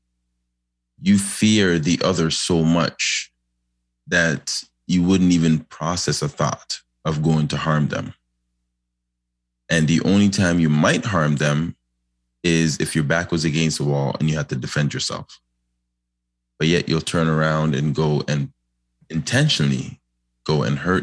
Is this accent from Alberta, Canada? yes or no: no; Toronto, Ontario, Canada; I grew up in Lawrence Heights